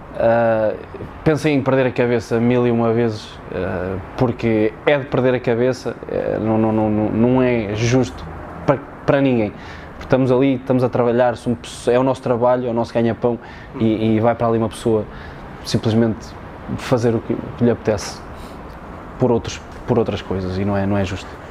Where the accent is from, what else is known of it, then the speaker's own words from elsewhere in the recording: Tondela, Centro, Portugal; lá na minha zona em Tondela